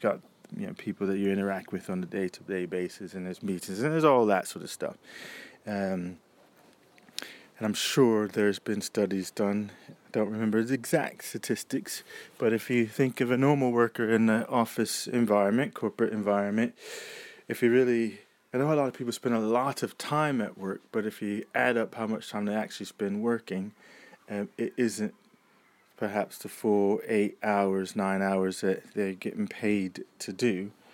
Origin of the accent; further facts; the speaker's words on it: United States; now in United Kingdom; for me as an American and living here